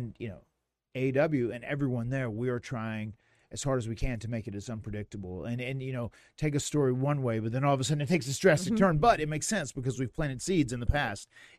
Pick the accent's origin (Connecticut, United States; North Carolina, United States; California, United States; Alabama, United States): North Carolina, United States; Cameron; in like a very rural town where we grew up in Cameron, North Carolina, in the middle of nowhere.